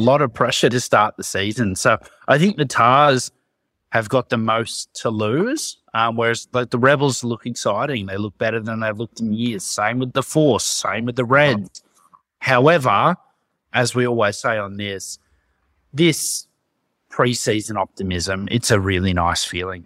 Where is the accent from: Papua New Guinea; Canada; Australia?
Australia; being an Australian rugby fan